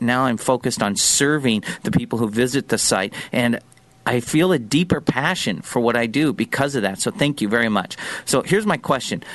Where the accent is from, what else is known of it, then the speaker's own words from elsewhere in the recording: San Diego, California, United States; the foods I learned to love growing up in Pat's hometown of San Diego